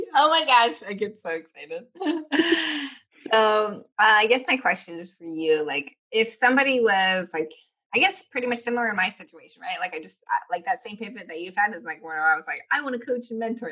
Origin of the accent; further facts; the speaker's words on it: Nebraska, United States; I'm from Nebraska